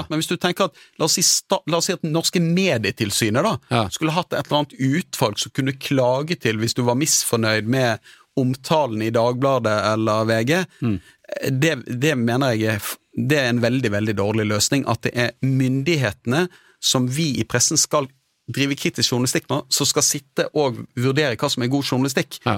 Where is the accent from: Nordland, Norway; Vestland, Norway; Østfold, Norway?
Nordland, Norway; Sortland; also born or lived in Bergen; Ja, jeg er fra Vesterålen, fra Sortland.